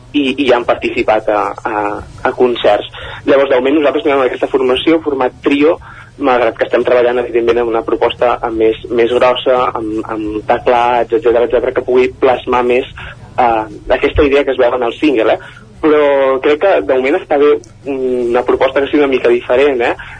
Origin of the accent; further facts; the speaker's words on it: Palafolls, Catalonia, Spain; jo sóc de Palau Tordera